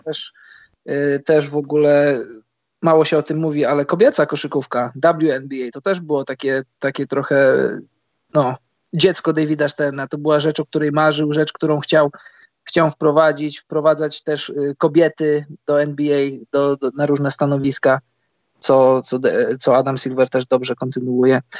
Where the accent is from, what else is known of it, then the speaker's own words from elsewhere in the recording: Poland; skąd jestem, że z Polski